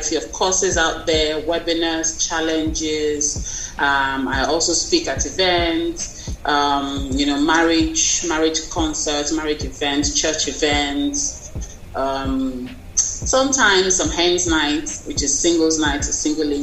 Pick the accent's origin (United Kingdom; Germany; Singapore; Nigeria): Nigeria; I'm from Nigeria.